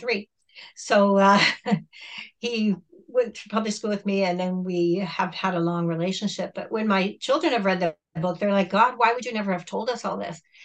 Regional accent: Southern Ontario, Canada; English is a second language; also born or lived in Mexico; I grew up in Southern Ontario and I was adopted at the age of nine

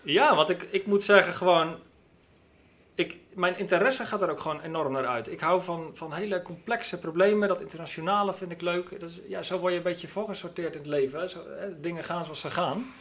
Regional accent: Netherlands; we dat als Nederlanders

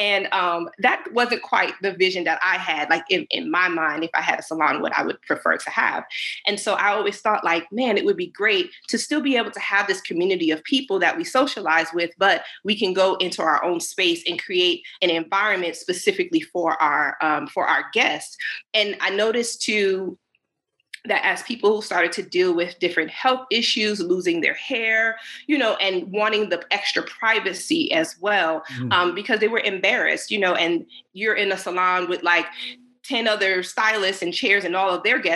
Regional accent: Connecticut, United States; moved away as an adult; now in Georgia, United States; I am originally from Connecticut. I've been in Georgia since about

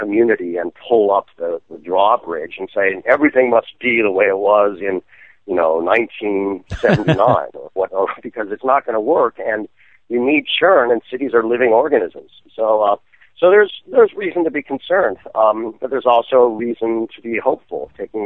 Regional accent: Berkeley, California, United States; I grew up in Berkeley, which is also a major homeland of NIMBYism

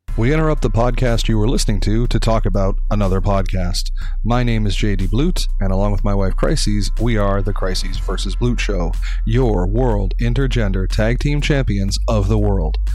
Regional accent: Abilene, Texas, United States; moved away; when I moved away from Abilene

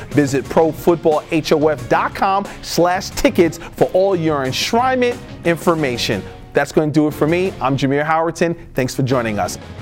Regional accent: New York, United States; I'm from New York, so yeah. I worked with the Jets

